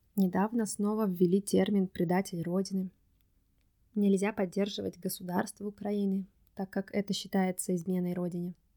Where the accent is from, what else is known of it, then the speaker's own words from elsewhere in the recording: Russia; moved away; Я сказала, что я из России